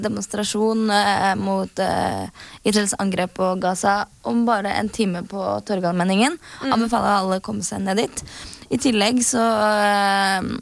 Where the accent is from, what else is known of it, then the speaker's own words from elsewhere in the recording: Norway; vi er jo fra Norge